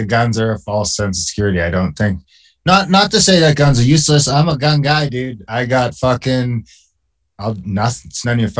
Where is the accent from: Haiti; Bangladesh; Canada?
Canada; Being an Indian in Canada